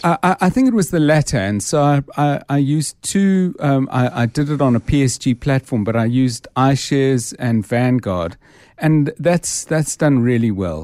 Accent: Johannesburg, Gauteng, South Africa; I was born in Johannesburg in nineteen fifty-nine, um, and I grew up and spent my, most of my, well, all my sort of childhood and teen life

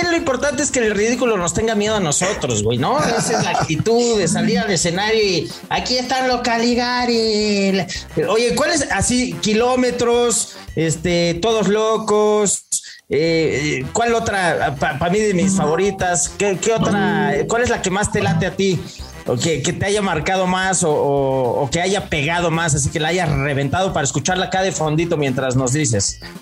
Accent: Mexico; ¿Te diste cuenta que soy mexicano?

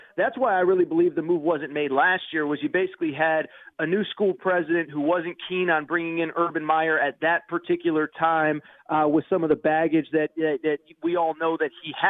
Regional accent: East Coast, United States; now in Los Angeles, United States; I'm not an SC guy. I grew up on the East Coast, not far from where you're recording out there in New York.

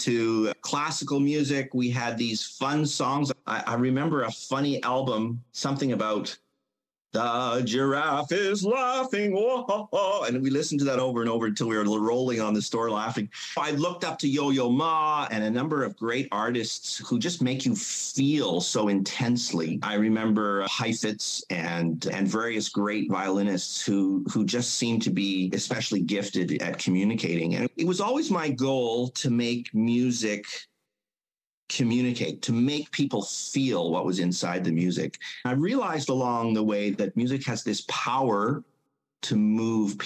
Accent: Mission, British Columbia, Canada; I grew up in Mission

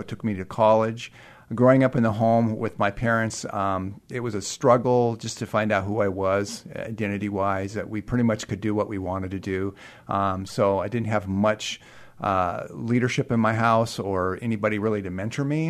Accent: Burien, Washington, United States; I grew up in Burien, Washington, and attended Highline High School

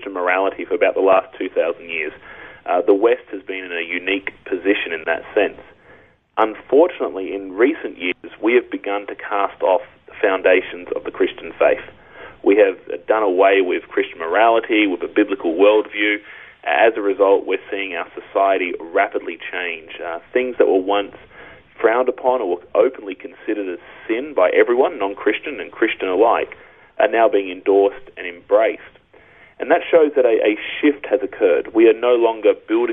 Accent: Australia; as an Aussie

